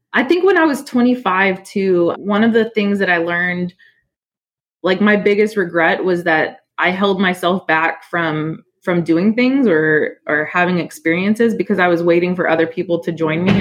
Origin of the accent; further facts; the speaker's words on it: Houston, Texas, United States; also born or lived in New Orleans, Louisiana; I I grew up in in New Orleans, but I moved to Houston when I was pretty young, like 4 years old, and and I was always proud to become a Texan